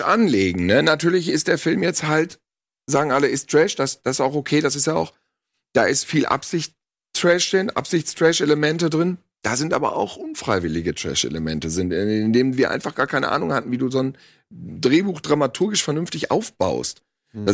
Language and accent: German; Bielefeld-Gütersloh, North Rhine-Westphalia, Germany